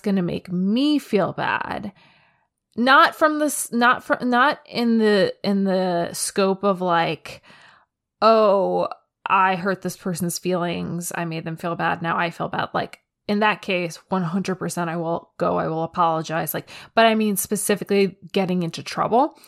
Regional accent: United States; I'm an American kid

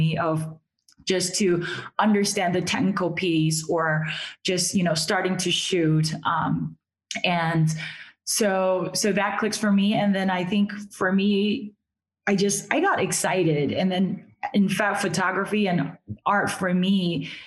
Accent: Taiwan; moved away; So I'm originally from Taiwan.

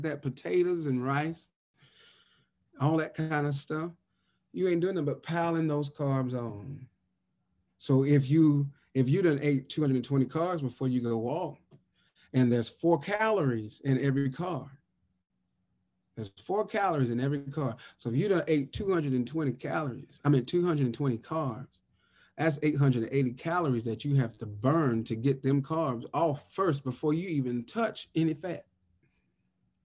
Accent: the South, United States; I'm from the South, so you know they gonna cook for Christmas

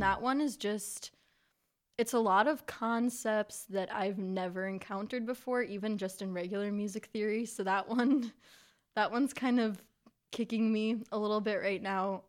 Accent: West Branch, United States; my hometown is kind, is West Branch

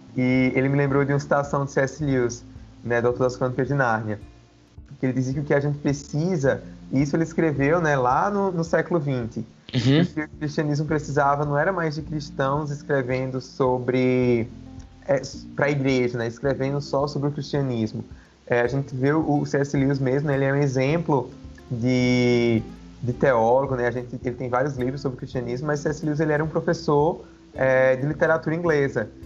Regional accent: Campina Grande, Paraíba, Brazil; now in João Pessoa, Brazil; eu sou de Campina Grande, Paraíba, atualmente eu moro em João Pessoa

